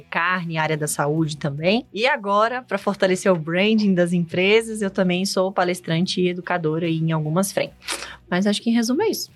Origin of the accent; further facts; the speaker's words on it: Brasília, Federal District, Brazil; sou brasiliense, nasci aqui em Brasília mesmo